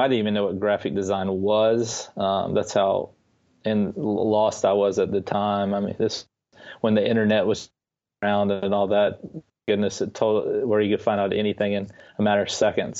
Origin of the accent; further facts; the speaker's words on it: Atlanta, Georgia, United States; also born or lived in Clinton, South Carolina; I was born in Atlanta, Georgia. I remain in Atlanta, Georgia.